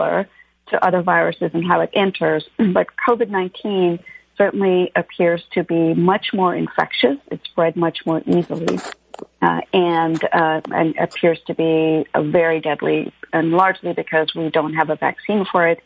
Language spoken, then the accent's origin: English; Canada; moved away as an adult; also born or lived in India; now in Los Angeles, United States; I grew up both in India when I was a kid and then in Canada